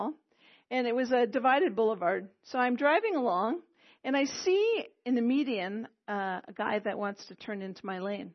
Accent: Quebec, Canada; first language English; I'm from Quebec, okay? So people often say to me, oh, your English is so good. And I thank them because it's my mother tongue

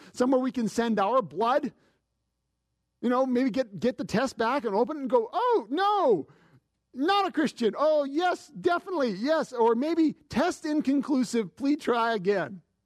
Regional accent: Canada; As a Canadian

